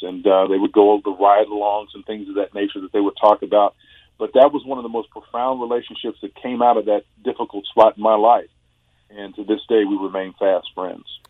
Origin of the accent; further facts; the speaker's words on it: Tulsa, Oklahoma, United States; being a homegrown kid growing up in Oklahoma